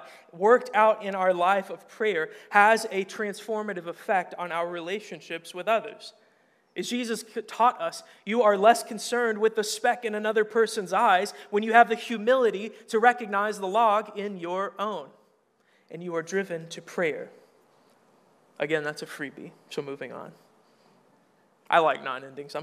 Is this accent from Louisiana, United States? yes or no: no; Arkansas, United States; moved away; I'm from Arkansas. You can make fun of the way I talk